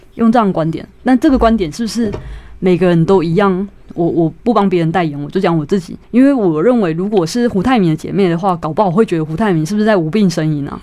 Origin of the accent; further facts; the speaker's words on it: Taichung, Taiwan; 我和我妹妹都是在眷村长大